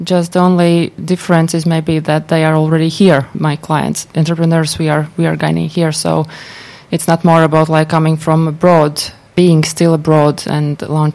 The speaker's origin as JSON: {"language": "English", "country": "Latvia", "moved": "as an adult", "lives_now": "Tampere, Finland", "said": "I'm not local. I'm from Latvia originally"}